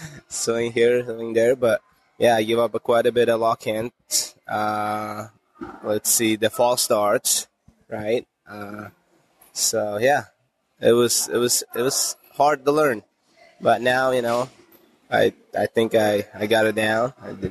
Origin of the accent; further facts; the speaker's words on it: Uzbekistan; When we got our broke up